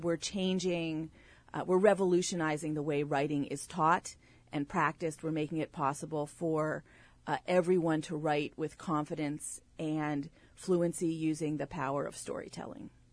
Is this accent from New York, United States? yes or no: no; State College, Pennsylvania, United States; now in South Orange, United States; I grew up in State College, Pennsylvania, the home of Penn State University